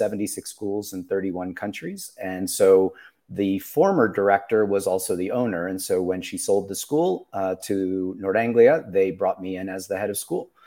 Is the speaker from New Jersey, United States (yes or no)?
yes; New Jersey, United States; moved away as an adult; also born or lived in Los Angeles; I grew up in New Jersey